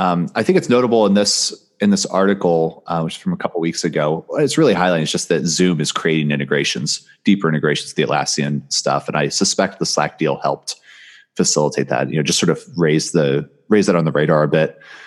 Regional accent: United States; Especially as an American

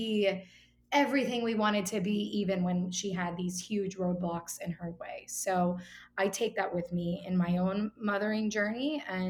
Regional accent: Miami, Florida, United States; moved away as an adult; also born or lived in New York; And I am originally from Miami, where I am now. I actually lived in New York for about 14 years and moved back with the rest of the Northeast to Miami in January.

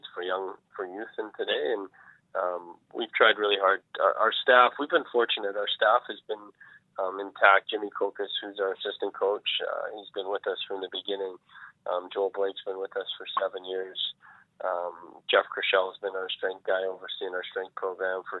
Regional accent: Central Alberta, Canada; also born or lived in Vauxhall, Alberta; I was raised in Central Alberta and then moved south

